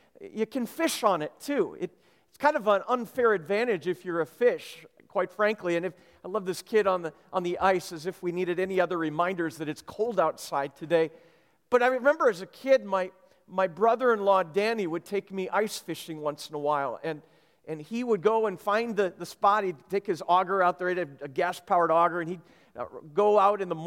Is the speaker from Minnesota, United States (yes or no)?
yes; Minnesota, United States; I grew up in Minnesota